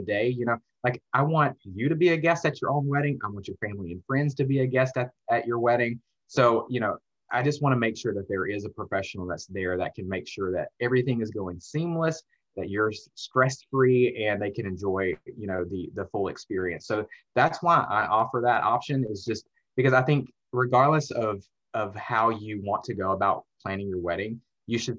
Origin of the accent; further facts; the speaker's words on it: Alabama, United States; moved away as an adult; now in Atlanta, United States; I went to the University of Alabama, because I'm from Alabama